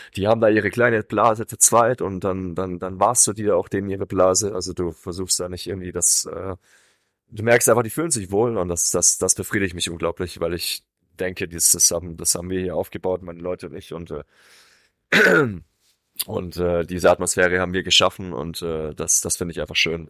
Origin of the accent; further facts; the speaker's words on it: Swabia, Germany; moved away; in einem schwäbischen Raum, wo ich herkomme